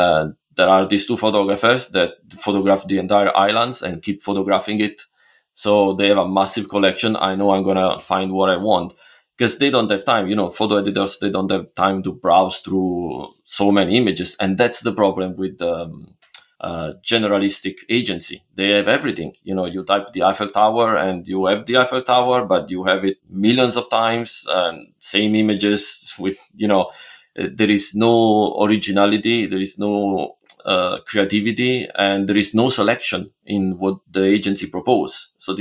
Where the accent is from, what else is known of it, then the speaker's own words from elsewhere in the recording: Italy; English is a second language; And it's still crazy in a way to think about it, because I'm from Italy, and why buy my images?